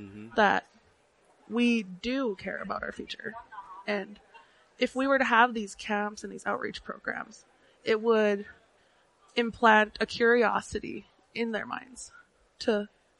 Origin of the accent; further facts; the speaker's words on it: Browning, Montana, United States; I'm from the Blackfeet tribe in Browning, Montana